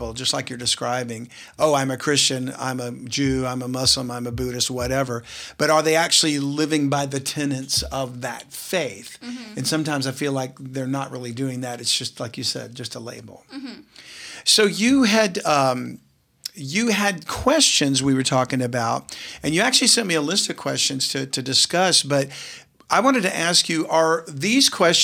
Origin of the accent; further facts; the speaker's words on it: South Louisiana, United States; growing up in South Louisiana, in a family that didn't attend a church